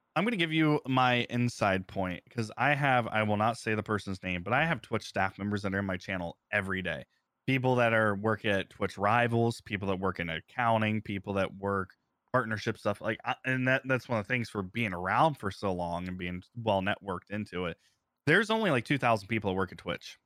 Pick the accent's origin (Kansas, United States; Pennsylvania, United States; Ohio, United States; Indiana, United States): Ohio, United States; moved away as an adult; also born or lived in Phoenix / San Diego; I'm from Ohio originally